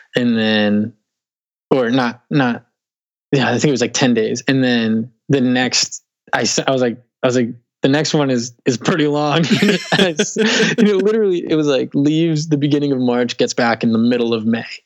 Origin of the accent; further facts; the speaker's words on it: Weymouth, Massachusetts, United States; moved away as an adult; also born or lived in Dorchester, Boston; I grew up in Weymouth, which is South Shore. It's like okay. 10 15 minutes from Boston